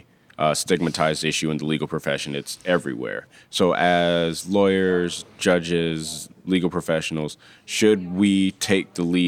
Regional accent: Michigan, United States; I know I'm from Michigan. Michigan is considering putting questions like that on the state bar application.

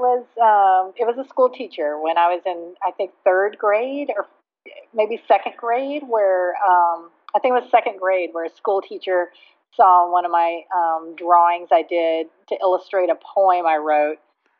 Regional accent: Texas, United States; I grew up in Dallas-Fort Worth area, and we moved around a lot

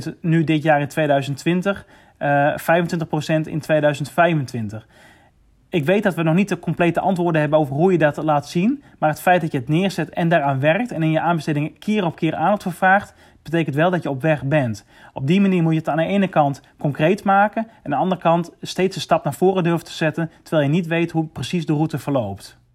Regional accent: Netherlands

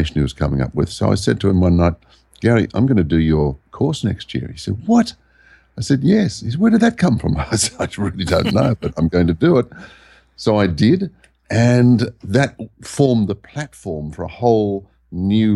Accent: Sydney, New South Wales, Australia; also born or lived in Byron Bay area; now in Byron Bay hinterland, Australia; I was born in the Sydney area.

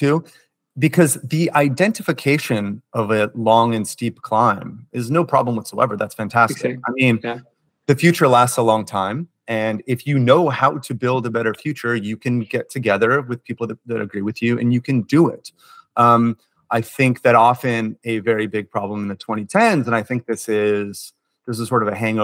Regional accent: California, United States; my home state of California

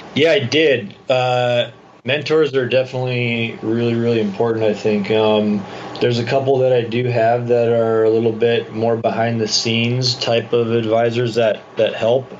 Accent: San Clemente, California, United States; moved away as an adult; also born or lived in Dana Point; now in San Diego, United States; I grew up in San Clemente, Dana Point

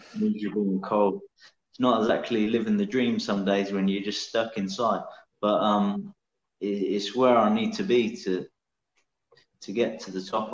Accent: Northamptonshire, East Midlands, United Kingdom; moved away as an adult; now in Edinburgh, United Kingdom; I grew up in Northamptonshire

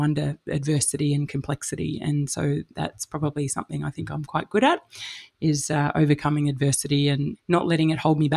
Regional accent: Melbourne, Victoria, Australia; moved away; also born or lived in Sydney / London / Texas / Alice Springs; I'm from Melbourne originally

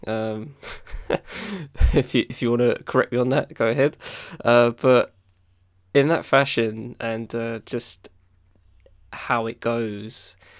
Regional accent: Southend-on-Sea, East of England, United Kingdom; my town, my hometown, the South End

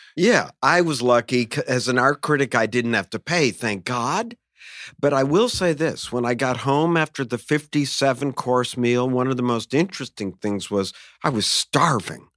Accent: United States; I'm an American

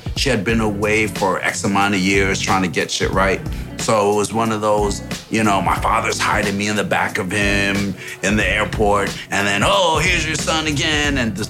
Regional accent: Saint Andrew, Jamaica; In Kingston, Jamaica. I'm from Jamaica, St. Andrews. My father was a jeweler.

